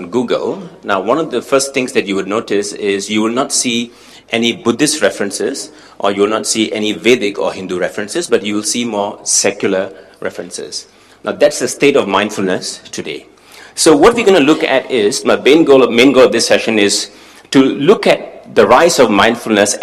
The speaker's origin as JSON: {"language": "English", "country": "Singapore", "tie": "born or raised there", "said": "I was born in Singapore, and I learned all of this in Singapore from a Singaporean context"}